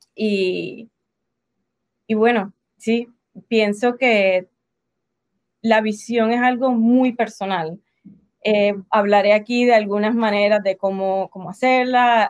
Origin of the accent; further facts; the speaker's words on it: Puerto Rico; accent: Puerto Rican; moved away as an adult; now in United States; soy de Puerto Rico, boricua, nacida en Puerto Rico, en el Caribe, así que por eso mi acento